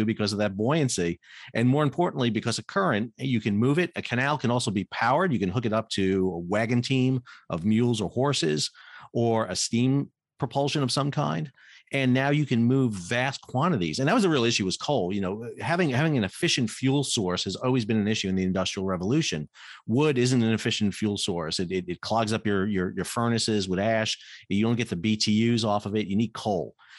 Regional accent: New York City, New York, United States; moved away; I grew up in New York City

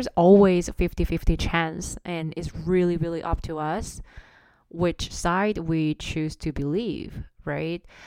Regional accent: South Korea; English is a second language; moved away as an adult; also born or lived in Singapore / Amsterdam; now in Toronto, Canada; I was born and raised in South Korea.

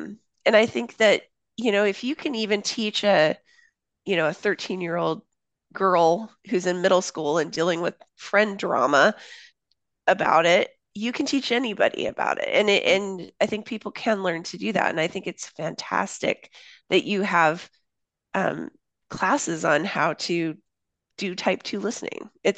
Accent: Papua New Guinea; I grew up in Papua New Guinea. So my parents worked overseas when I was a kid. I lived there from middle school through high school.

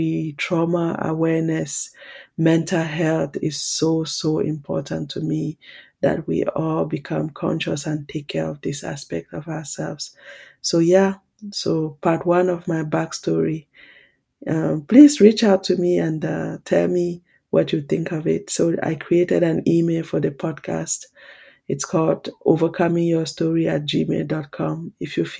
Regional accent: Cameroon; moved away; also born or lived in Switzerland; I was born in Cameroon and I grew up there. And then at one point I moved to Switzerland

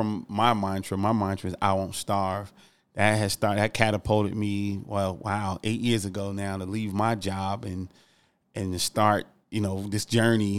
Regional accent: Newark, New Jersey, United States; I'm from Newark, New Jersey

